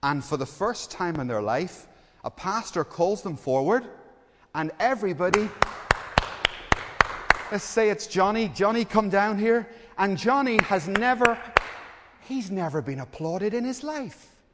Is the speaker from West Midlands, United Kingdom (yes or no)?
no; Belfast, Northern Ireland, United Kingdom; I grew up in Belfast, and there was a hotel just a few doors down from us